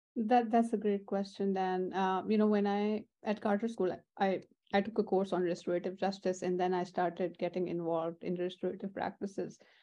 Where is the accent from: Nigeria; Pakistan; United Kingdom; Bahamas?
Pakistan; moved away as an adult; now in United States; I'm born and raised in Pakistan